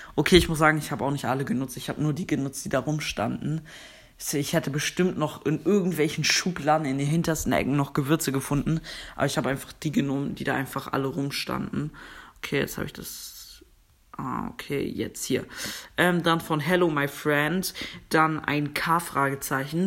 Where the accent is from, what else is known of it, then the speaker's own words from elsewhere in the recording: Germany; Ich komme aus Deutschland